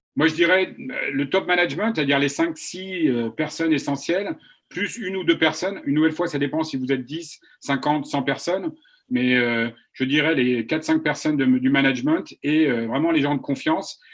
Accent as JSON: {"language": "French", "country": "France", "also_born_or_lived": "China", "moved": "yes", "lives_now": "United States", "said": "je suis français, j'ai vécu 20 ans en Chine"}